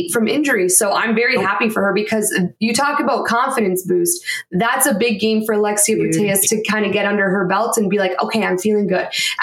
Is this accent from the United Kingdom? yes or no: no; Canada; as a Canadian